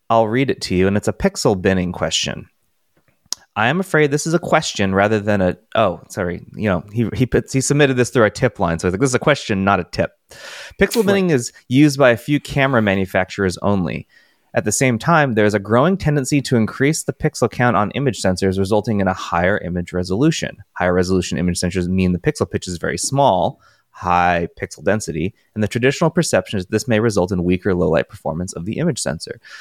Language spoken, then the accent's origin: English; California, United States; moved away; growing up in California